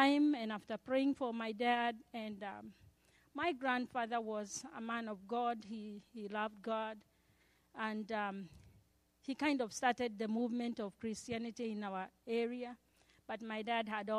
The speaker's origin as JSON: {"language": "English", "country": "Kenya", "moved": "yes", "said": "I had to leave school in March and go home to Kenya. My home country is Kenya"}